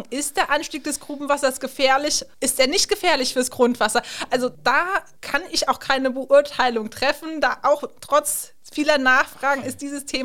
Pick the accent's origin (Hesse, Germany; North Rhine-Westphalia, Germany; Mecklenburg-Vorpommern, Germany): Hesse, Germany; Es ging einfach los vor Ort in meinem Heimatort in Hessen